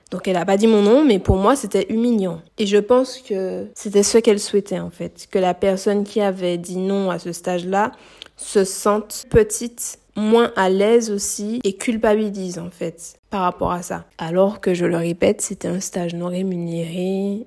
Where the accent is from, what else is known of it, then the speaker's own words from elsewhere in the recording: Martinique; moved away as an adult; also born or lived in Metropolitan France; Je suis martiniquaise si vous ne savez pas et là je suis retournée vivre du coup en Martinique. Du coup, j'ai quitté mon île natale pour aller m'installer en hexagone pour faire mes études